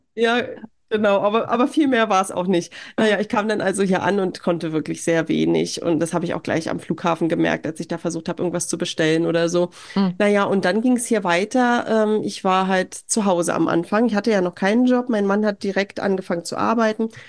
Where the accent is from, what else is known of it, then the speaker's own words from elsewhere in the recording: Germany; moved away as an adult; now in Norway; als Deutscher